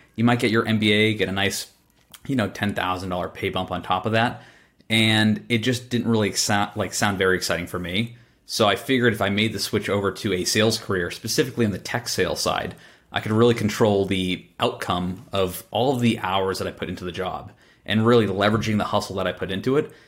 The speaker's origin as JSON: {"language": "English", "town": "Boston", "region": "Massachusetts", "country": "United States", "tie": "born or raised there", "said": "I was born in Boston"}